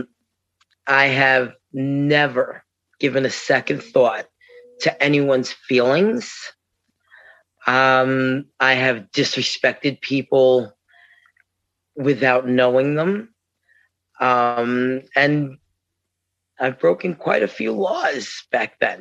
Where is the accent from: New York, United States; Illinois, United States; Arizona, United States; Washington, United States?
New York, United States; I'm from New York.